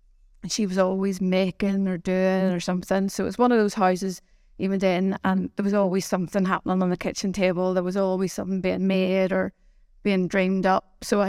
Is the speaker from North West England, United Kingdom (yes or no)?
no; Belfast, Northern Ireland, United Kingdom; But yes, I grew up in Belfast, and my dad ran a shoe shop.